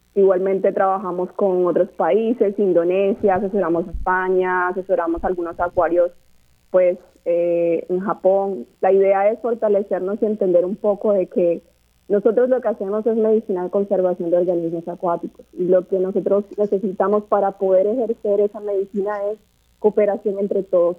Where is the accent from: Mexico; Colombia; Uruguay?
Colombia; moved away as an adult; now in Puerto Rico; soy colombiana.